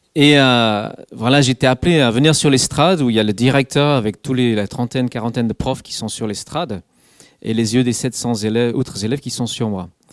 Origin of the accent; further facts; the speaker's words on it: England, United Kingdom; French is a second language; moved away; Je suis anglais